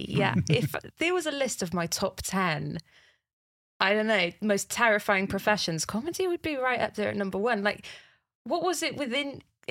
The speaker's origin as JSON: {"language": "English", "region": "Wales", "country": "United Kingdom", "said": "as a Welsh person"}